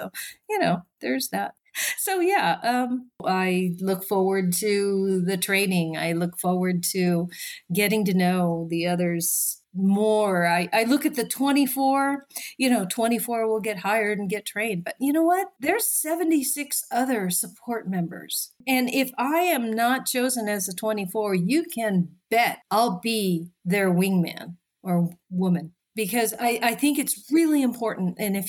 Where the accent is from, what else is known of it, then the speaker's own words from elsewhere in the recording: Japan; born there; also born or lived in Australia; I've lived in Australia. I was born in Japan.